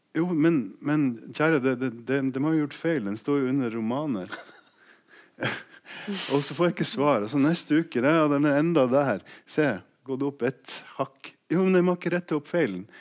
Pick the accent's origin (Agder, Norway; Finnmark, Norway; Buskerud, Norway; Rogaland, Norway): Finnmark, Norway; jeg kommer fra Finnmark